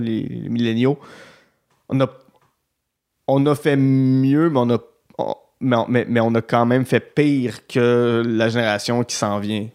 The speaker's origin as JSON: {"language": "French", "area": "Outaouais", "region": "Quebec", "country": "Canada", "said": "je viens, de l'Outaouais"}